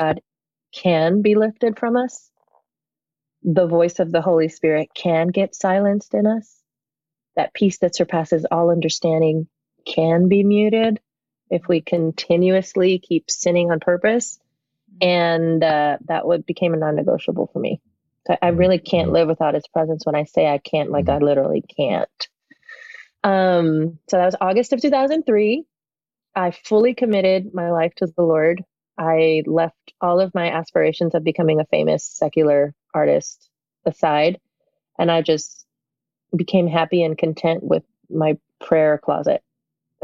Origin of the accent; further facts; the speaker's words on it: Puerto Rico; also born or lived in New York, United States; When I was 7 years old, I had to be moved. Our family moved from one country to another. We moved from New York to Puerto Rico